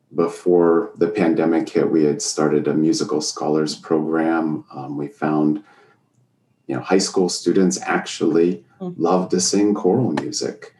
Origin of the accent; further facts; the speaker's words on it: Erie, Pennsylvania, United States; now in Sharon, Pennsylvania, United States; I grew up in Erie, Pennsylvania.